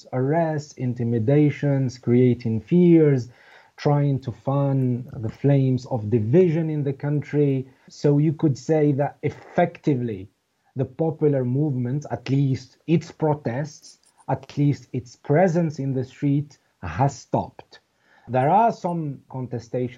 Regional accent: Skikda, Skikda Province, Algeria; my hometown where my small family lives, Skikda, in the eastern part of the country

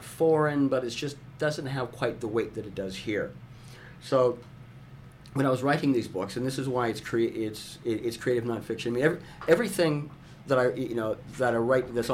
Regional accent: Canada; moved away as an adult; also born or lived in Vancouver / Indonesia; I'm Canadian, not American

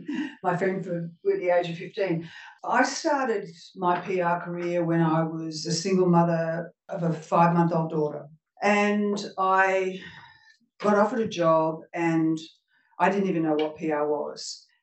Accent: Melbourne, Victoria, Australia; moved away as an adult; now in Sydney, Australia; I'm originally from Melbourne, but I'm now living in Sydney.

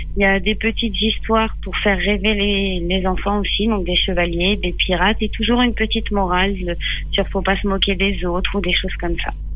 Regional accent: Les Mureaux, Île-de-France, France; moved away as an adult; j'ai grandi en Ile-de-France

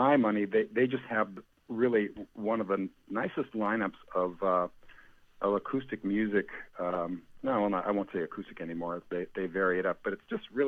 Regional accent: Green Bay, Wisconsin, United States; I grew up in Green Bay, on the west side, maybe a mile and a quarter from Lambeau

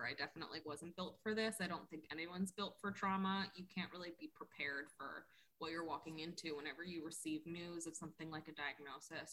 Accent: South Florida, United States; So I grew up in South Florida. I'm definitely a Florida baby.

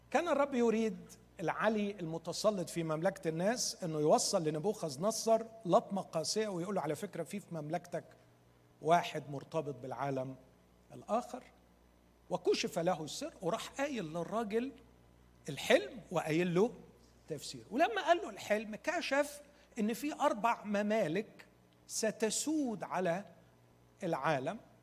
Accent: Egypt; احنا عندنا في مصر

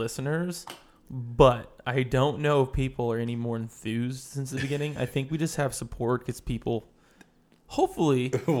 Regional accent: Philadelphia, Pennsylvania, United States; I'm from Philadelphia.

